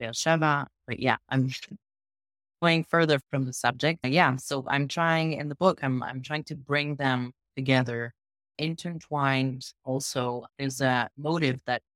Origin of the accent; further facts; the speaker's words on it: France; English is a second language; moved away as an adult; also born or lived in Israel; now in Southern Israel, Israel; I'm originally French. I was born in France. I grew up both in France and Israel.